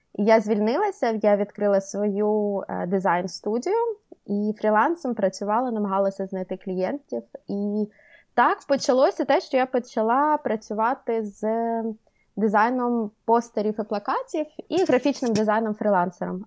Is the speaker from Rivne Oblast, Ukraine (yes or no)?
no; Kherson, Kherson Oblast, Ukraine; moved away as an adult; also born or lived in Sweden; now in Oslo, Norway; Я жила в, ем, в Україні, жила вчилася в Херсоні